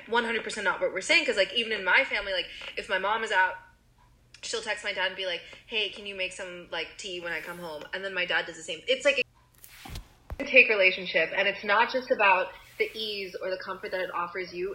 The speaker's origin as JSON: {"language": "English", "country": "United States", "tie": "born or raised there", "said": "growing up in America"}